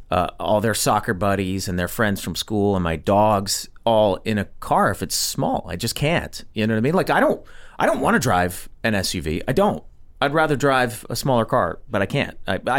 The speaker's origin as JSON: {"language": "English", "town": "Montgomery", "region": "Alabama", "country": "United States", "moved": "yes", "lives_now": "Los Angeles, United States", "said": "I'm from Montgomery, Alabama."}